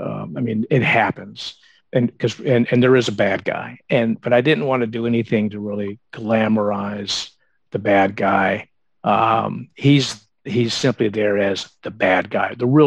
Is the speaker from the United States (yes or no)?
yes; the South, United States; I was born in 1963. So I was a teenager in the 70s. I grew up in the South. I knew what it was like to go to, church on Sundays and the brunch afterwards